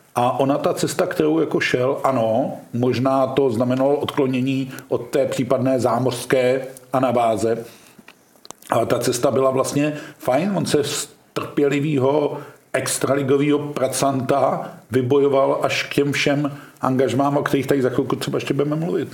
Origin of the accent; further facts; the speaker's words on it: Hradec Králové, Hradec Králové Region, Czechia; jsem rodák taky z Hradce a nikdy jsem se do Pardubic neodstěhoval